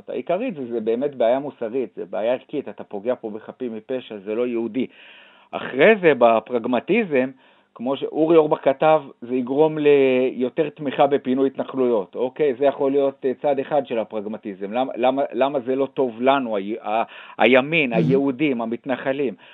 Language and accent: Hebrew; Judea and Samaria, Israel; גדלתי ביישוב נורמלי שהוא היה בשומרון, הייתה אידיאולוגיה של ארץ ישראל השלמה